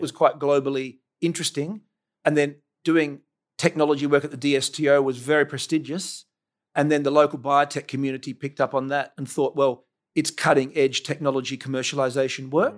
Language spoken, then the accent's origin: English; Adelaide, South Australia, Australia; So I grew up in Seton